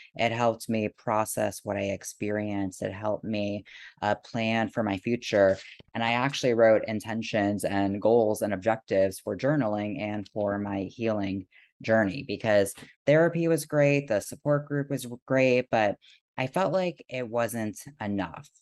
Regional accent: South Florida, United States; moved away as an adult; now in Seattle, United States; I was born and raised in South Florida

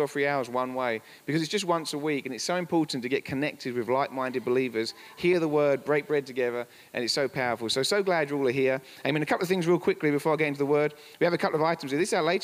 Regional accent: England, United Kingdom; moved away as an adult; now in Colorado, United States; We're from England

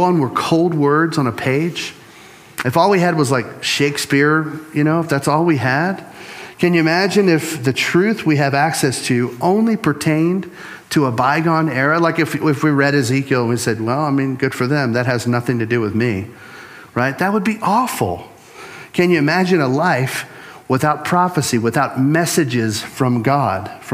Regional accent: Louisiana, United States; I'm from Louisiana

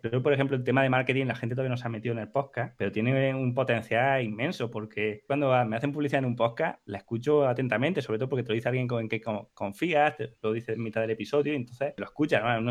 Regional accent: Huesca, Aragon, Spain; born or raised there; moved away; also born or lived in Granada

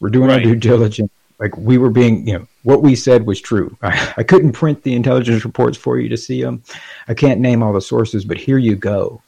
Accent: Gainesville, Florida, United States; I'm from Gainesville

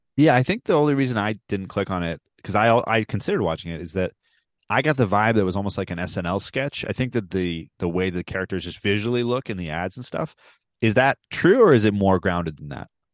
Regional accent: Baltimore, Maryland, United States; I am from Baltimore

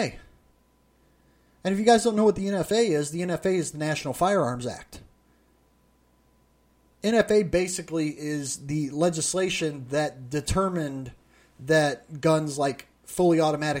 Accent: United States; an American like me

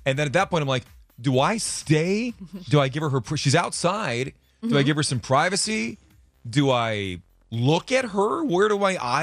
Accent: Connecticut, United States; moved away; as a child growing up in Connecticut

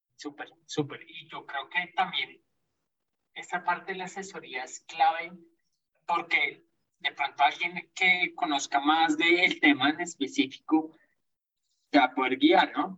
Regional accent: Colombia; crecimos, por más acá en Colombia

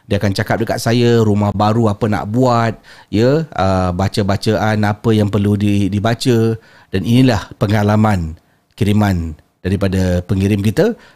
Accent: Johor, Malaysia; moved away as an adult; now in Brunei; Saya asal daripada Johor tapi sekarang uh, dah menetap di negara Brunei Darussalam ikut suami.

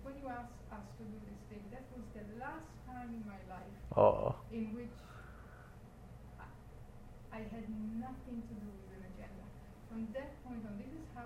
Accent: Israel; I'm from Israel, so Israel is by the Red Sea

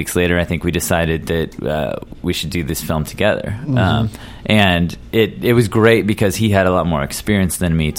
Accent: Seattle, Washington, United States; moved away; also born or lived in Oklahoma; I was raised in Seattle

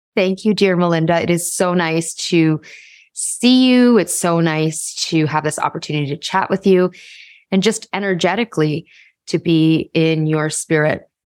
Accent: Toronto, Ontario, Canada; I was born in Toronto along with my siblings, and we had the, had a quintessential child of immigrants upbringing

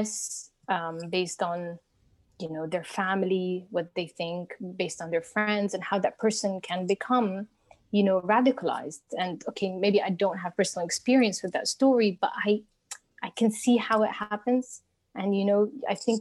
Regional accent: Cairo, Cairo Governorate, Egypt; It's my Egyptian upbringing

